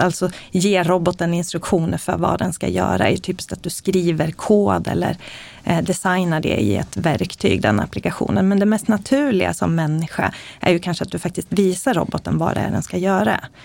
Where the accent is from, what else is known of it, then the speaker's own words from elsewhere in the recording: Eskilstuna, Södermanland, Sweden; Jag föddes i Eskilstuna, växte upp med en mamma och pappa som har jobbat på IBM